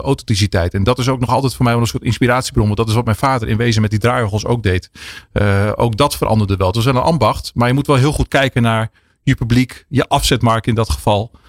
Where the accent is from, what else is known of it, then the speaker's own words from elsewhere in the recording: Drenthe, Netherlands; moved away as an adult; Want ik kom uit Drenthe oorspronkelijk. Daar ben ik opgegroeid.